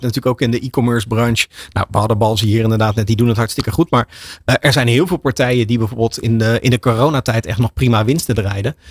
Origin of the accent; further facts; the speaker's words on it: Netherlands; voor ons als Nederlanders